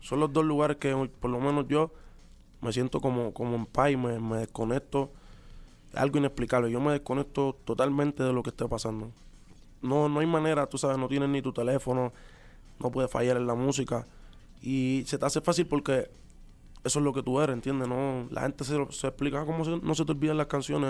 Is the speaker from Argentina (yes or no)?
no; Puerto Rico; los boricuas somos así también